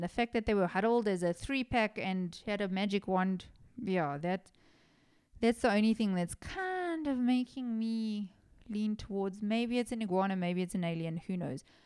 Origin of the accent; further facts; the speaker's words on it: Johannesburg, Gauteng, South Africa; I'm from Johannesburg.